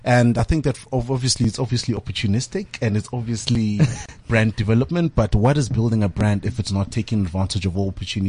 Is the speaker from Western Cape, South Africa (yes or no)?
no; Tembisa, Gauteng, South Africa; my hometown, the second biggest township in South Africa